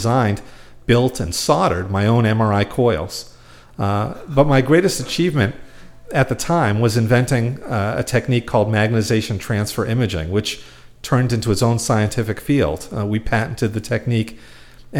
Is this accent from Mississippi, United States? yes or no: no; Quincy, Massachusetts, United States; I grew up in Quincy, Massachusetts